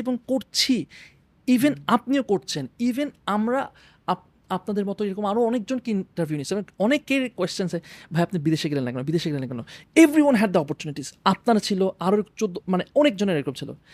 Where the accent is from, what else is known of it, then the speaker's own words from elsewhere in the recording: Bangladesh; আমরা অ্যাজ বাংলাদেশি